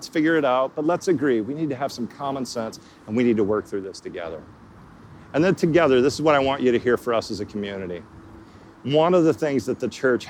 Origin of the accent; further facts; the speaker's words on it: Texas, United States; I didn't travel at all growing up in Texas.